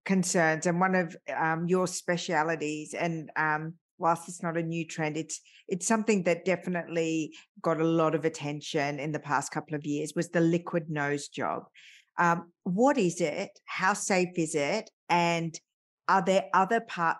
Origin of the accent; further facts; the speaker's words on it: Australia; I was growing up in Australia